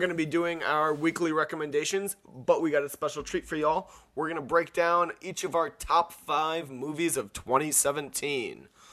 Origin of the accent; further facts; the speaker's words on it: an hour north of Miami, Florida, United States; I'm from, uh, Miami and I'm from, like, an hour north of Miami